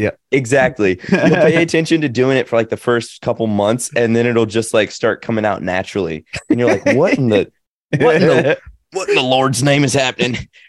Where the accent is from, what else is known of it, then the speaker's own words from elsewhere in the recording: Nashville, Tennessee, United States; accent: Southern; So I'm from Nashville, and my Southern accent comes out a little bit on certain words and things like that.